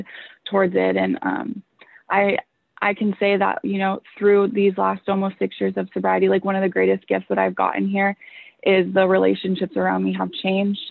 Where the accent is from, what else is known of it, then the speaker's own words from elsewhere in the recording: Huntington Beach, California, United States; I'm actually from Orange County, and I grew up in Huntington Beach